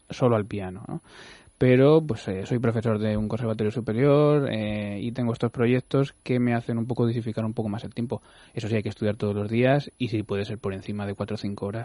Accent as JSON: {"language": "Spanish", "town": "Cuenca", "region": "Castilla-La Mancha", "country": "Spain", "said": "Pues yo soy de Cuenca y me gusta mucho todo lo que es la carne de la sierra, eh, la orza y estas cosas que comemos por allí me gusta mucho."}